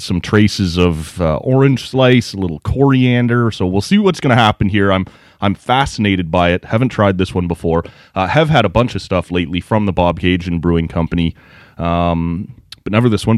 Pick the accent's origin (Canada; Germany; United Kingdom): Canada; Oshawa, Ontario; also born or lived in Lindsay, Ontario; we grew up in Oshawa